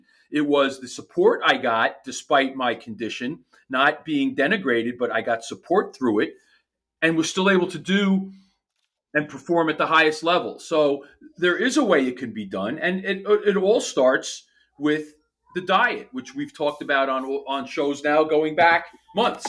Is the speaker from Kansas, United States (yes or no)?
no; New York City, New York, United States; I grew up in Queens in an apartment